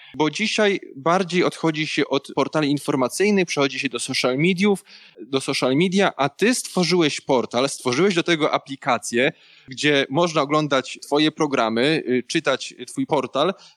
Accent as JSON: {"language": "Polish", "region": "Opole Voivodeship", "country": "Poland", "said": "ja pochodzę z Opolszczyzny"}